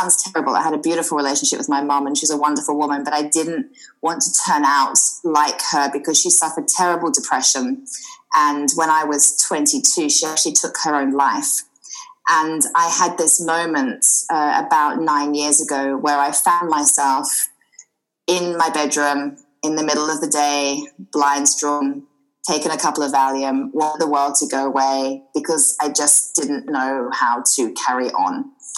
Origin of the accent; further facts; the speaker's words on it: Australia; accent: slightly mixed accent; moved away as an adult; now in United Kingdom; I'm an Australian girl, and I moved over to the UK about 19 years ago, hence the slightly mixed accent. And I live in the beautiful Sussex countryside, surrounded by fields and horses.